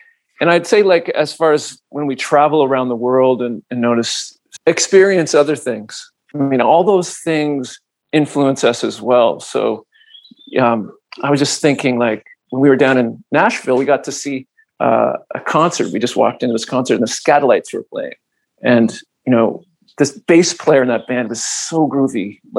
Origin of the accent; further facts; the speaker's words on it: Toronto, Ontario, Canada; But because we're coming from Toronto, it somehow gets in there.